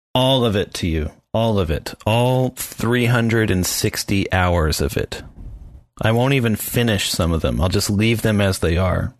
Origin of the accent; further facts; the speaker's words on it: Tannersville, Pennsylvania, United States; I'm from Tannersville